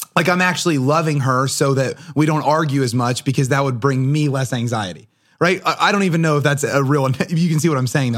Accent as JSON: {"language": "English", "town": "Portsmouth", "region": "New Hampshire", "country": "United States", "said": "I'm also from Portsmouth"}